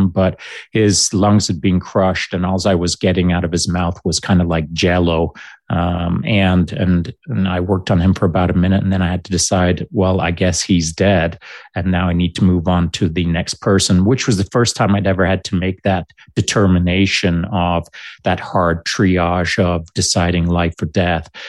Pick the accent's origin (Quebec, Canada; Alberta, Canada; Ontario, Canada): Alberta, Canada; Grande Cache; I was lucky that when I was growing up in Grande Cache, my dad had um, not insisted, but encouraged me